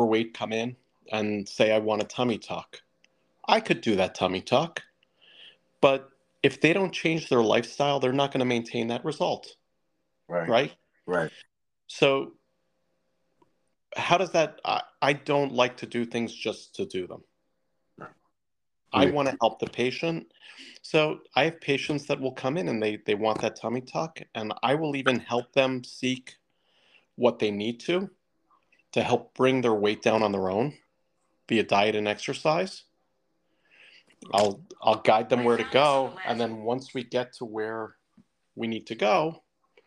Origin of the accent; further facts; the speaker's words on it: Millburn, New Jersey, United States; also born or lived in Summit, New Jersey; I grew up in Milburn